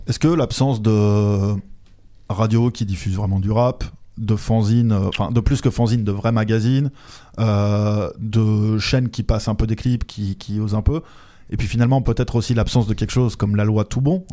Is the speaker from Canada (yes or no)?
no; France; also born or lived in Belgium; je suis français